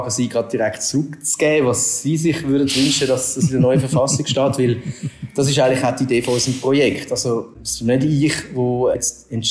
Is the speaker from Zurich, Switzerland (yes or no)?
yes; Zurich, Switzerland; now in Basel, Switzerland; Ich wohne in Basel. Ich bin ein Zürcher Expert, wie man gehört.